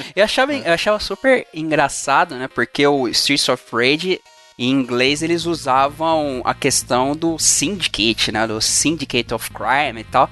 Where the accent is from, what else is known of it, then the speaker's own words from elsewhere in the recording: São Bernardo do Campo, São Paulo, Brazil; eu nasci em São Bernardo